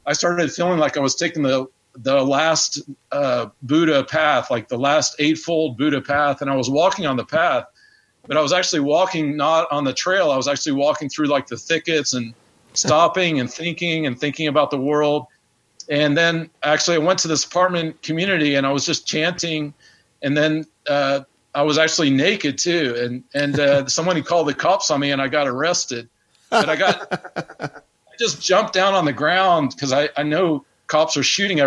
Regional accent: Knoxville, Tennessee, United States; moved away; also born or lived in Atlanta, Georgia; I'm from Knoxville, Tennessee, and then I spent about 14 years in Atlanta

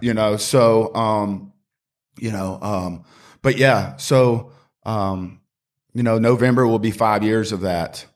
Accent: Greenville, South Carolina, United States; also born or lived in Charlotte; I grew up in Greenville, uh, was born and raised here

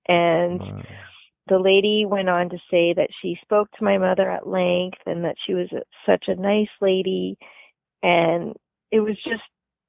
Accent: New Brunswick, Canada; born there; I was just lucky that I was born in New Brunswick, because they were an open province

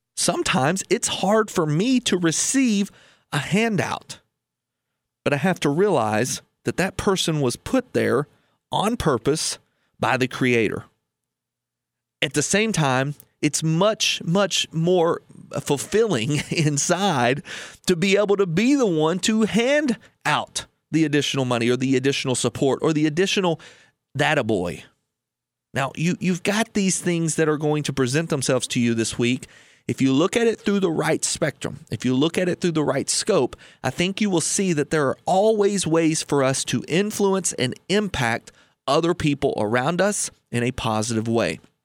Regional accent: United States; we as an American public

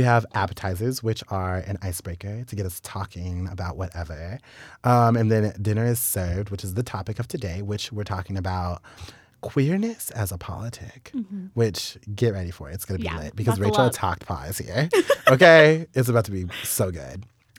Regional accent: Wichita, Kansas, United States; because we're both from Wichita

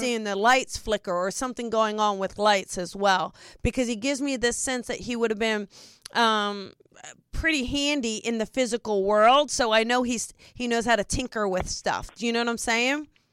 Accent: New Jersey, United States; I'm from New Jersey

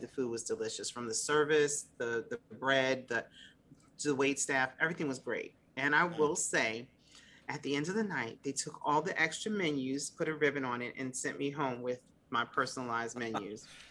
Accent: Mount Vernon, New York, United States; now in Virginia, United States; growing up in Mount Vernon is truly the best of both worlds because you're in Lower Westchester

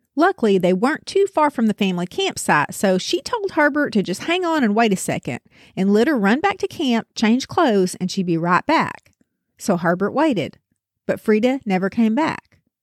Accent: the South, United States; I'm from the South

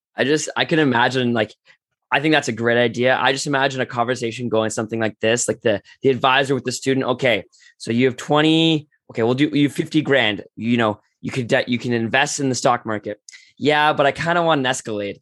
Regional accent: Toronto, Ontario, Canada; I grew up in Toronto

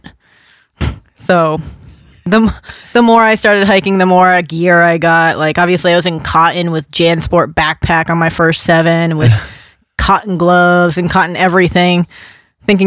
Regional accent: Rhode Island, United States; moved away; also born or lived in New Hampshire; I'm from Rhode Island originally

